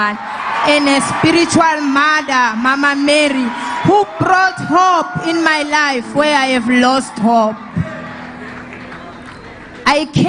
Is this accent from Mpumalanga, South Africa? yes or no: yes; Nelspruit, Mpumalanga, South Africa; now in Tembisa, South Africa; I'm from Tembisa, originally from Nelspruit in Mpumalanga.